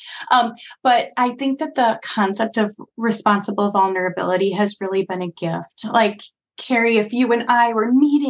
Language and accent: English; Chicago, Illinois, United States; as a Chicagoan